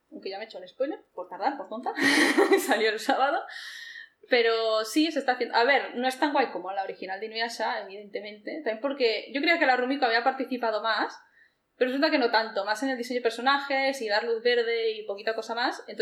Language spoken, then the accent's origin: Spanish; Barcelona, Catalonia, Spain; Sí, doy gracias por haber nacido aquí